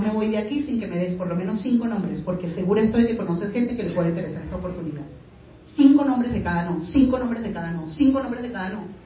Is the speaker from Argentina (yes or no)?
no; Venezuela; moved away; soy venezolana